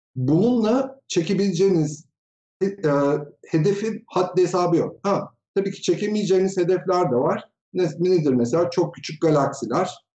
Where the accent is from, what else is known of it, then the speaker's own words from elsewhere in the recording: Tokat, Turkey; now in Ankara, Turkey; 1974 Tokat doğumluyum. Ankara'da yaşıyorum.